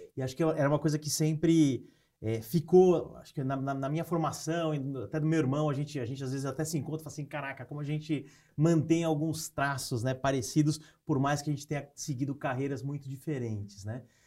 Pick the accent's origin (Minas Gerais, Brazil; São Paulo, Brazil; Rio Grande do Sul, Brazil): São Paulo, Brazil; moved away as an adult; now in Piracicaba, Brazil; eu sou de São Paulo, né? nasci em São Paulo é, e cresci e tudo mais